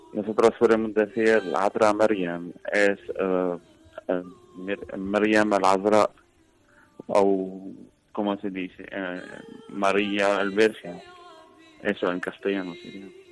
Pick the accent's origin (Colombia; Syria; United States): Syria; Spanish is a second language; now in Valencia, Spain; yo soy sirio